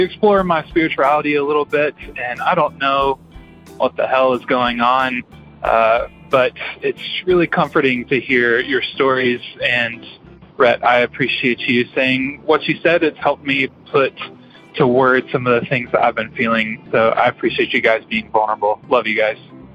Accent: the South, United States; I grew up in the South watching you guys and out of the Bible Belt in a pastor's home.

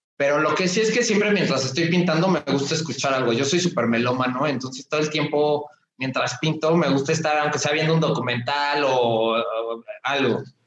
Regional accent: Mexico; yo soy mexicano, vivo aquí en la Ciudad de México

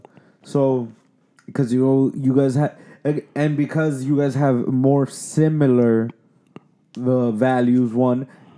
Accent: United States; I'm American born. And I tell you right now, there's mad times. I'm like the least Dominican. And there's mad time where I'm mad Dominican. Like mad Dominican.

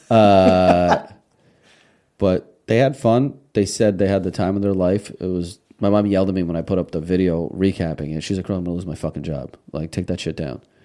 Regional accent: Russia; now in United States; we came from Russia. I was born in Russia.

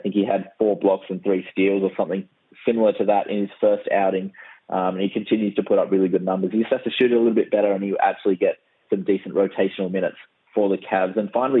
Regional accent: Australia

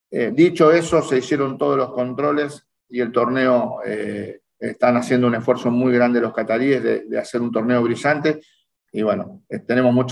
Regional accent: Rosario, Santa Fe, Argentina; yo soy de Rosario, de Rosario, criado en Rosario, nacido en el barrio de Arroyito.

